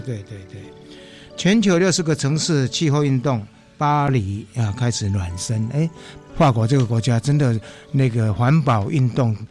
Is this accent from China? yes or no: no; Taipei, Taiwan; 我们台北人真的蛮有福气的